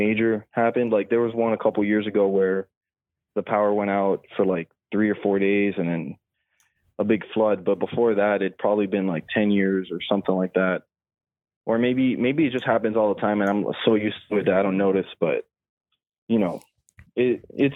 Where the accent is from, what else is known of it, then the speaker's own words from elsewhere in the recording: Miami, Florida, United States; I'm from Miami